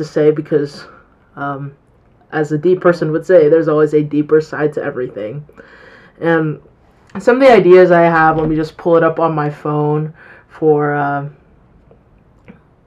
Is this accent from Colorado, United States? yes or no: yes; Colorado, United States; I'm 18 years old and I'm from Colorado.